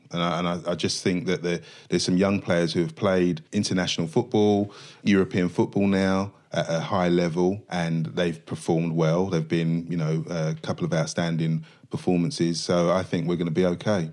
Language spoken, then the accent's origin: English; London, United Kingdom; I grew up in Stratford, East London, lived on the seventeenth floor of a block of flats